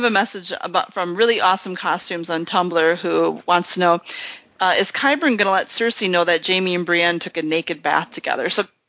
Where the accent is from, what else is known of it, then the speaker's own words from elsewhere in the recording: Australia; Each time I say out loud, me, I'm here, I'm Australian, good day.